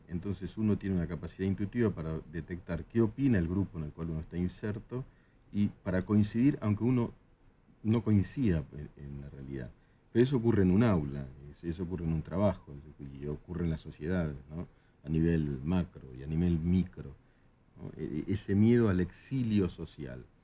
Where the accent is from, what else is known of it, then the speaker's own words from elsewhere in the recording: Argentina; los argentinos este, íbamos a Brasil